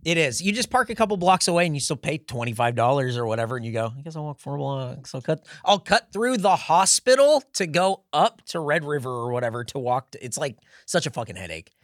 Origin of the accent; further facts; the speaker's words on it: San Diego, California, United States; now in Austin, United States; growing up in San Diego, the city of San Diego is coastal